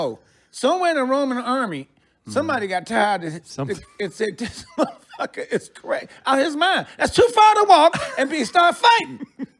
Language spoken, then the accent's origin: English; Detroit, Michigan, United States; also born or lived in New York / Los Angeles; now in Sacramento, United States; I'm from Detroit. I lived in New York for like 6 years. I went to L.A. I lived there for like 7 years.